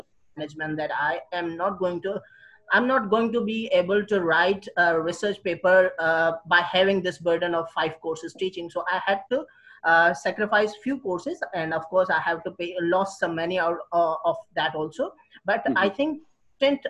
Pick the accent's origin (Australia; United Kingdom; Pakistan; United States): Pakistan; Hyderabad, Sindh; I'm from Pakistan, Hyderabad